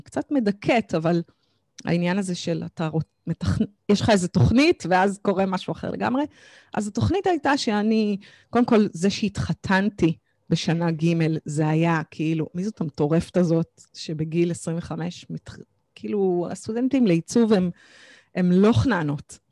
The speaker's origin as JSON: {"language": "Hebrew", "town": "Kfar Saba", "region": "Central District", "country": "Israel", "tie": "born or raised there", "said": "גדלתי בכפר סבא, ילדה טובה כפר סבא"}